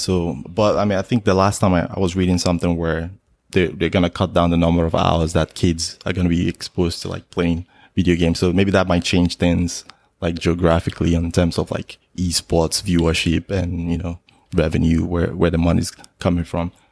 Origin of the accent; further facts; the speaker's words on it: Nigeria; moved away as an adult; now in United States; originally I'm Nigerian. I, I came to the States in two thousand six for college